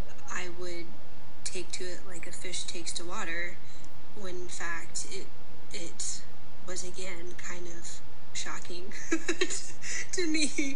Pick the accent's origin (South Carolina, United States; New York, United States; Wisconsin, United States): South Carolina, United States; moved away as an adult; also born or lived in Virginia; now in Mississippi, United States; I was born in Virginia, grew up in South Carolina, and then moved to Mississippi